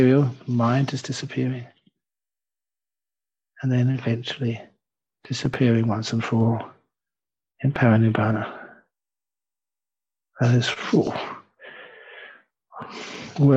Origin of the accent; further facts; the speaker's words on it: England, United Kingdom; now in Perth, Australia; I'm an English monk